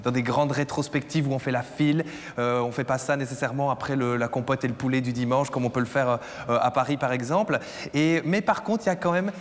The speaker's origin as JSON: {"language": "French", "country": "Belgium", "said": "je viens de Belgique, c'est pas très loin du nord de la France"}